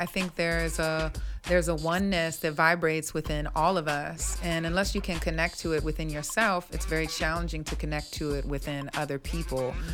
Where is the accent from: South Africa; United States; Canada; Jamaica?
United States; Mount Jackson, Virginia; moved away as an adult; I'm from the Shenandoah Valley in Virginia. Ah. Mount Jackson, Virginia